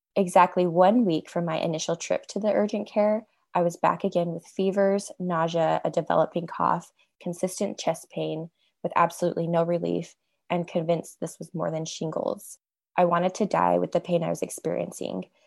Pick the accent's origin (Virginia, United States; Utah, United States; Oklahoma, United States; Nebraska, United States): Utah, United States; I'm from Utah.